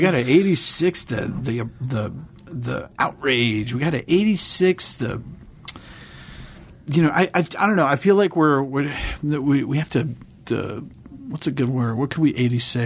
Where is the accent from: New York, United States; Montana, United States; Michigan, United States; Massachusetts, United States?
Massachusetts, United States; now in Los Angeles, United States; I'm from Massachusetts